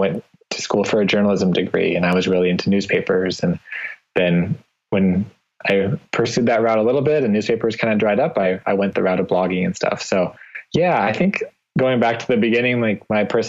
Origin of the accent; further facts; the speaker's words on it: Nampa, Idaho, United States; now in Boise, United States; I was born and raised about 15 miles from here in a town called Nampa, Idaho